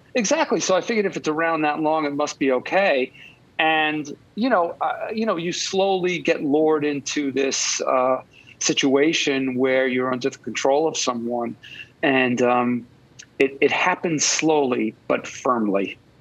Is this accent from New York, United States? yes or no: yes; Long Island, New York, United States; now in Manhattan, United States; I grew up in Long Island in a middle class uh, family